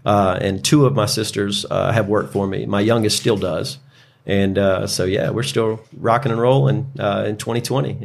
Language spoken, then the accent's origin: English; Greenville, South Carolina, United States; born and raised in Greenville